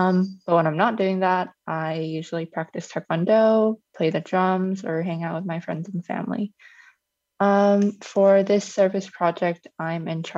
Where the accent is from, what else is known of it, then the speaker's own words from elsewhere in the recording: South Korea; also born or lived in New York / The Hague / Pretoria; now in South Africa; I'm from South Korea, but I've moved around a lot in my life. So I've lived in many different places like New York, The Hague, and Pretoria.